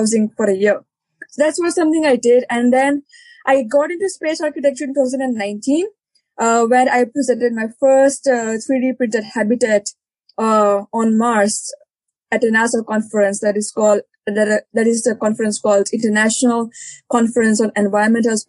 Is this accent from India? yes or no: yes; India; moved away as an adult; also born or lived in Leeds, United Kingdom / Denmark / Uganda; I started my education when I was 18 and I left India. I'm from India. I was born in India